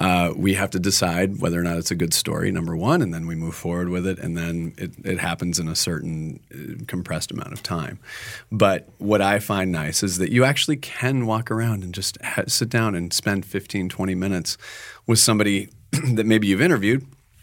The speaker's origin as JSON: {"language": "English", "region": "Minnesota", "country": "United States", "tie": "born or raised there", "said": "I'm a native of Minnesota. And I just said Target. I did not said it like I was from Minnesota again."}